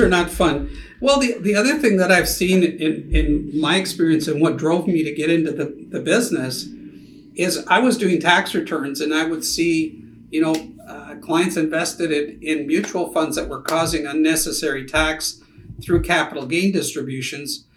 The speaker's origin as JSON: {"language": "English", "country": "Canada", "moved": "yes", "lives_now": "United States", "said": "being also a Canadian"}